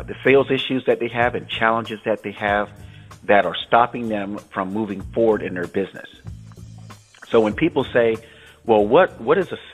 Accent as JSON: {"language": "English", "town": "Tampa", "region": "Florida", "country": "United States", "tie": "born or raised there", "also_born_or_lived": "San Francisco, California / Los Angeles, California", "moved": "yes", "lives_now": "Northern California, United States", "said": "my hometown of Tampa, Florida"}